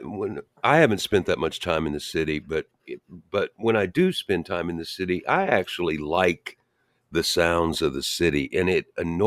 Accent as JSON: {"language": "English", "area": "suburbs of Louisville", "region": "Kentucky", "country": "United States", "tie": "born or raised there", "moved": "yes", "said": "I grew up in the suburbs as well. And, you know, and a big city for us was, you know, Louisville, Kentucky"}